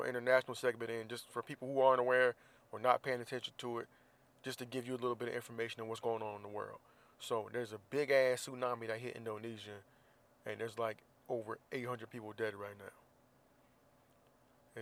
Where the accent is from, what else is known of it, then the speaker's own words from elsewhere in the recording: Florida, United States; now in Southern California, United States; I'm from Florida